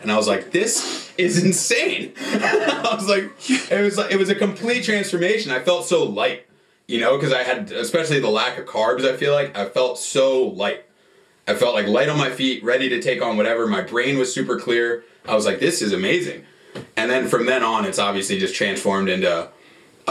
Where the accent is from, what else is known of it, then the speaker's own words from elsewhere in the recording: New Jersey, United States; moved away; I'm from New Jersey